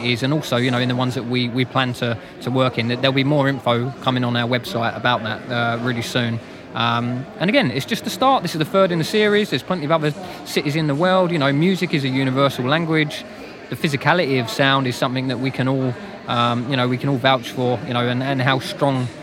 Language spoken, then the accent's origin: English; London, United Kingdom; being a Londoner myself